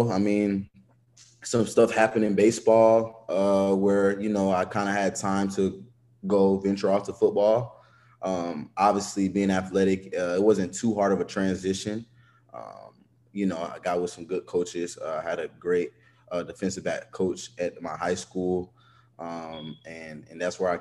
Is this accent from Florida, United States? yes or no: no; Atlanta, Georgia, United States; I'm a kid from Atlanta, Georgia. That's where I grew up